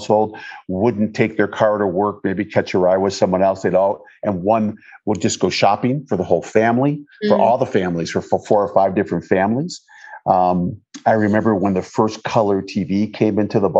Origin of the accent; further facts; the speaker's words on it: Detroit, Michigan, United States; moved away; I grew up in Michigan. I was born in Detroit, Michigan.